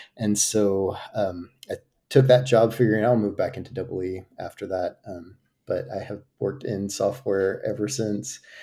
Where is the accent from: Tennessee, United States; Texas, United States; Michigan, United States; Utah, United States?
Texas, United States; outside of DFW; moved away as an adult; also born or lived in Virginia, United States; now in Madrid, Spain; we moved to Texas outside of D F W, where, um, at nine, I guess, when I was nine. And so grew up in Texas